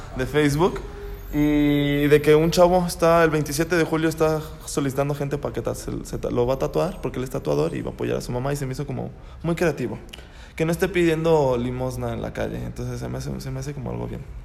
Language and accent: Spanish; León, Guanajuato, Mexico; also born or lived in Celaya; yo nací en León